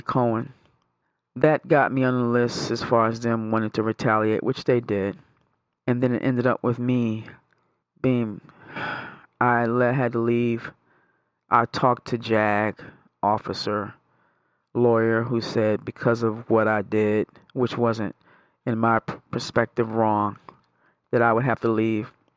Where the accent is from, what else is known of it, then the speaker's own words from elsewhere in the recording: New York, United States; moved away; I'm originally from New York.